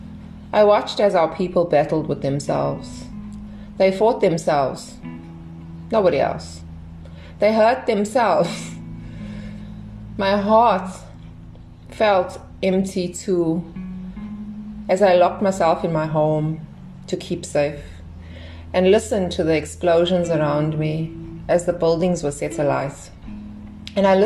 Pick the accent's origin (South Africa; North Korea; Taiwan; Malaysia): South Africa; born or raised there